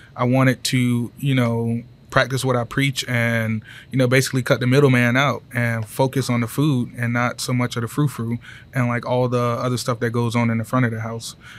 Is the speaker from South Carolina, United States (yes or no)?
yes; Greenwood, South Carolina, United States; moved away as an adult; now in Greenville, United States; Greenwood, South Carolina